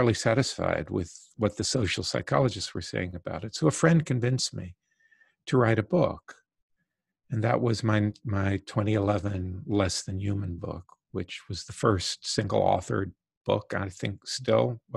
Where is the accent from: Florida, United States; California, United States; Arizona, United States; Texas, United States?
Florida, United States; Southwest; I grew up in the Deep South in the 1950s and 60s. My parents moved from New York to Southwest Florida